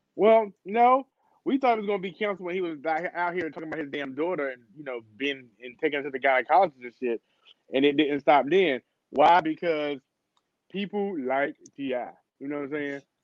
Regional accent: North Carolina, United States; I'm from North Carolina

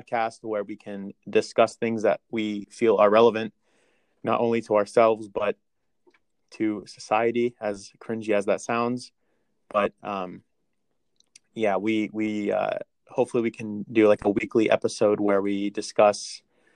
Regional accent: Johnstown, Pennsylvania, United States; I am also hail from Johnstown

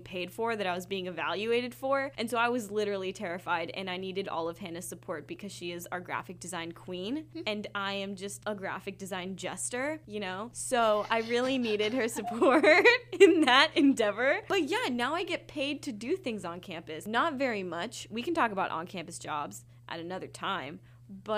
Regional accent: Washington, United States; born or raised there; accent: American; moved away as an adult

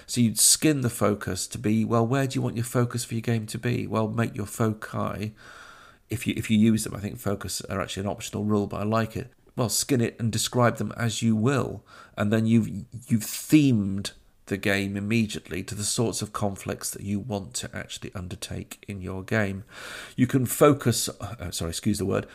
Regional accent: Sheffield, Yorkshire and the Humber, United Kingdom; Crooks being a, a, a district in my hometown of Sheffield

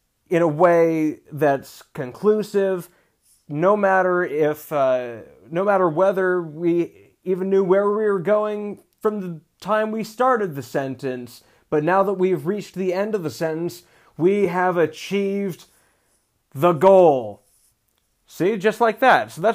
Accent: Seattle, Washington, United States; also born or lived in New York / Georgia / Southern California; now in Mojave Desert, Southern California, United States; I grew up in Seattle, where there basically are no accents

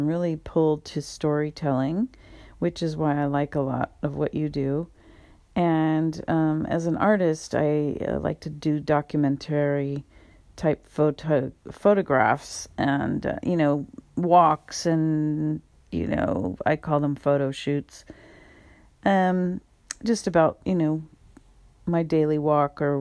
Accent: California, United States; also born or lived in Louisiana / San Francisco Bay Area; I'm from California. I'm in the San Francisco Bay Area. I've lived here most of my life. I've migrated up here from Southern California. with my parents

